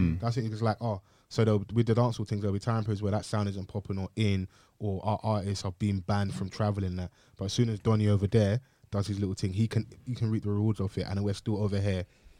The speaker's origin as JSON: {"language": "English", "country": "Nigeria", "said": "I'm Nigerian"}